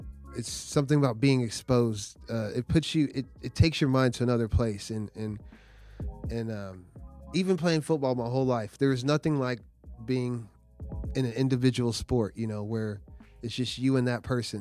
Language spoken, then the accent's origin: English; Norman, Oklahoma, United States; I'm from Norman. I went to Norman North